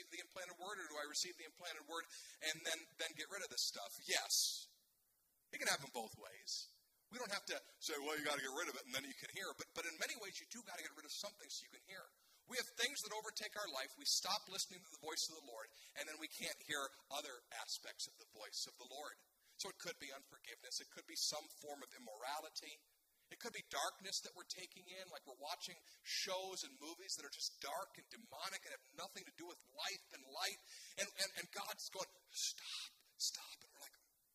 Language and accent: English; United States; I'm an American